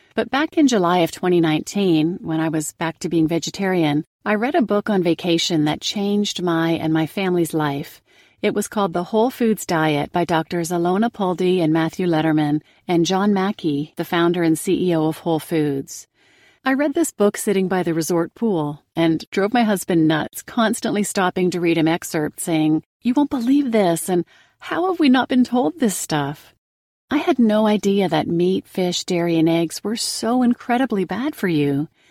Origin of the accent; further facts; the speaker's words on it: Canada; now in North Carolina, United States; born and raised in Canada, and now living in the U S in North Carolina